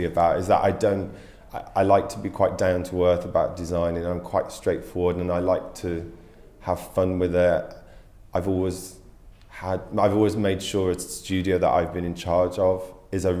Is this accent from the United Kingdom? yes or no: yes; Carlisle, North West England, United Kingdom; moved away; also born or lived in Yorkshire / London; I grew up in the north of England. I was born in Yorkshire and then grew up later in Cumbria, Carlisle